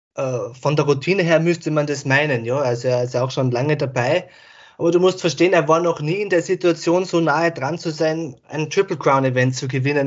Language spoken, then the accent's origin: German; Austria; Ich komme ja aus Österreich